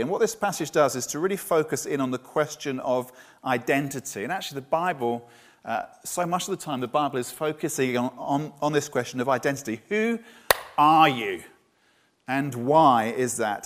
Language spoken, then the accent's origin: English; Brighton, South East England, United Kingdom; also born or lived in Bournemouth; now in Poole, United Kingdom; my hometown was Brighton